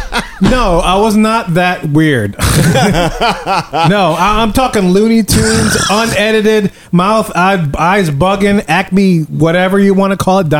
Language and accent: English; New Orleans, Louisiana, United States; I'm from New Orleans.